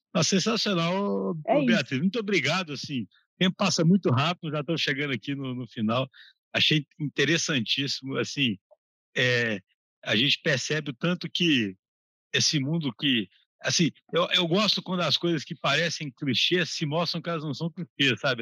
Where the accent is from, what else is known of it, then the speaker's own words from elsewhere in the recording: Brazil; eu, como brasileiro